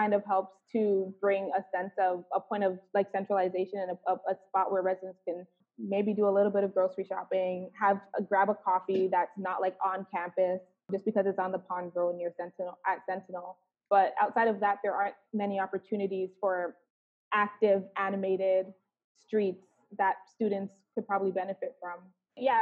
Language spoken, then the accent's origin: English; Toronto, Ontario, Canada; I grew up in a context that was, you know, probably stigmatized in terms of growing up in a social housing development